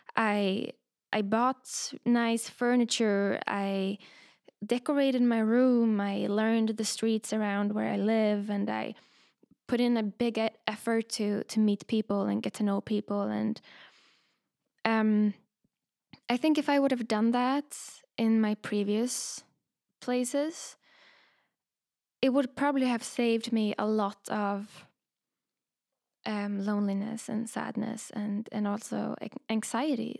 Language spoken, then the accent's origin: English; Sweden; also born or lived in London, United Kingdom; now in Berlin, Germany; I grew up in Sweden